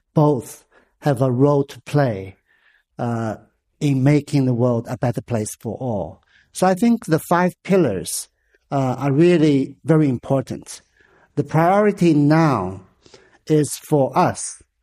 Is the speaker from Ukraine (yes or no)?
no; Hangzhou, Zhejiang, China; moved away; my hometown, Hangzhou